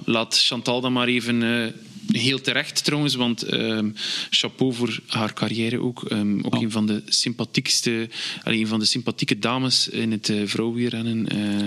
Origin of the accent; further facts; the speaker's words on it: Belgium; wij Belgen